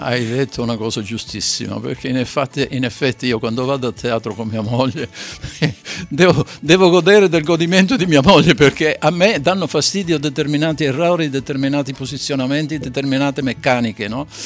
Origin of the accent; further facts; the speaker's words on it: Sicily, Italy; now in Veneto, Italy; non sono veneto, sono siciliano, ma sono veneto di adozione